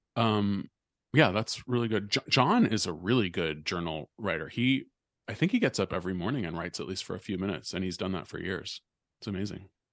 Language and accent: English; Bay Area, California, United States; moved away; growing up in the Bay Area